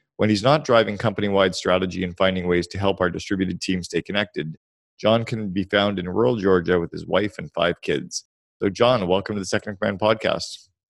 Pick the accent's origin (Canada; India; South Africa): Canada; now in United States; I'm Canadian, but live in the U S